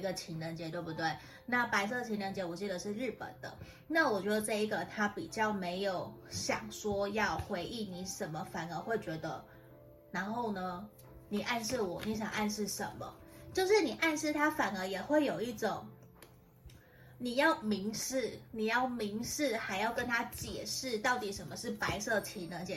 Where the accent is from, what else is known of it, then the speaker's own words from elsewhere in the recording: Tainan, Taiwan; 我的台语不是很好，虽然我是台南人